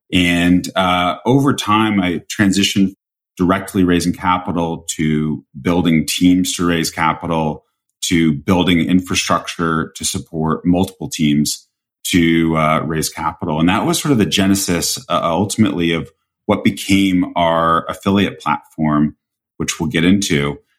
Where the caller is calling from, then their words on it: Greenwich, Connecticut, United States; I'm right now sitting in Greenwich, Connecticut.